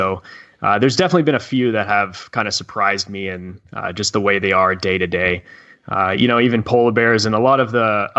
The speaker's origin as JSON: {"language": "English", "country": "Canada", "said": "I'm from Canada"}